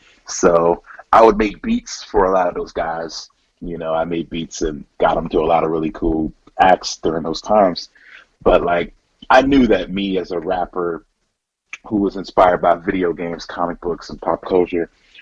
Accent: Philadelphia, Pennsylvania, United States; Well, I loved Philly. I think just being in a place that was so culturally, you know, blossoming and colorful, it was really dope.

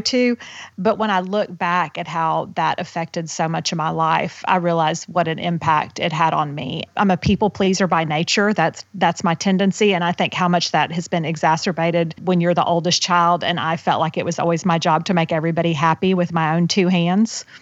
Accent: Houston, Texas, United States; I was raised in Houston, Texas

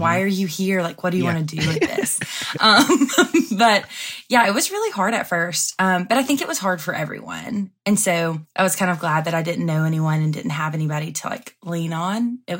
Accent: Andalusia, Alabama, United States; moved away; my hometown. I'm from Andalusia, Alabama.

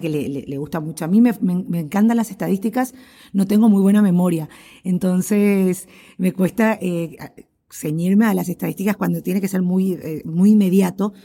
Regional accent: Asunción, Paraguay; yo nací en Asunción, la capital de Paraguay. Eh, vivo aquí en Paraguay, eh, justamente en Asunción. Y bueno, me crié

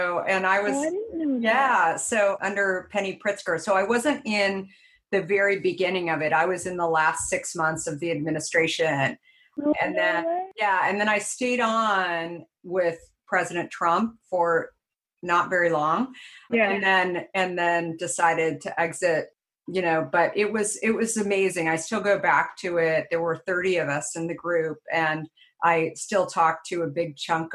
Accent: Arizona, United States; when I grew up in Arizona

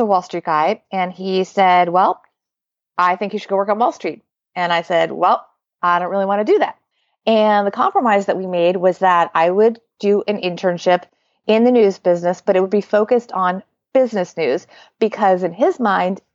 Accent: suburban New Jersey, United States; also born or lived in New York City; I was born in New York City, but I really grew up in suburban New Jersey

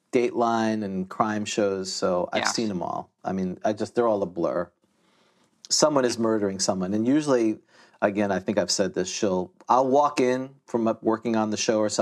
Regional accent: Elmhurst, New York, United States; I'm from Elmhurst, New York

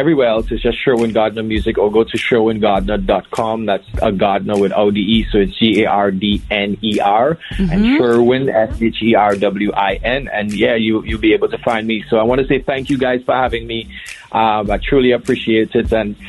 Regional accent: Trinidad & Tobago; now in Bahamas; So firstly, I'm from Trinidad and Tobago. I live in the beautiful Bahamas, land of sapodilla, sun seas, and the place where everybody vacations.

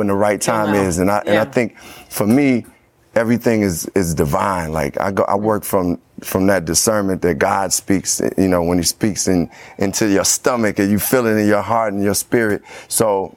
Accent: Chicago, Illinois, United States; where I grew up in Chicago

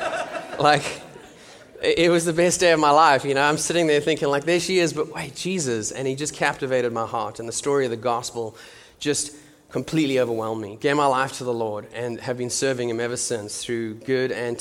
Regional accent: South Africa; moved away as an adult; now in Nashville, United States; I am from South Africa

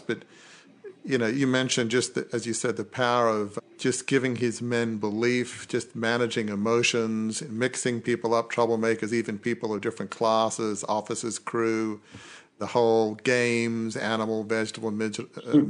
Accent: Australia; Being Australian

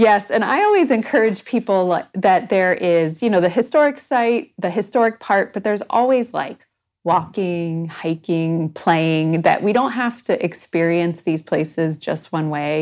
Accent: Michigan, United States; moved away as an adult; also born or lived in Texas / upstate New York; now in Ohio, United States; I was born in Texas, and then I grew up in Michigan

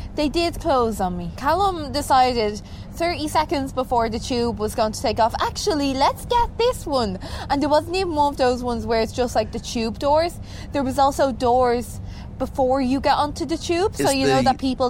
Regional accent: Ireland; I'm Irish.

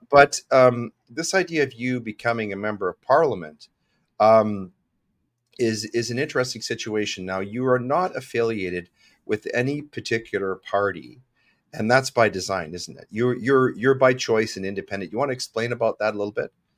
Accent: Regina, Saskatchewan, Canada; I was born in Regina

